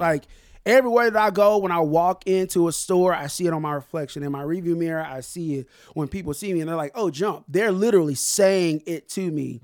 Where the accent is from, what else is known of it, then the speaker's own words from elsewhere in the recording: Tulsa, Oklahoma, United States; I'm from North Tulsa, man. I, I'm from North Tulsa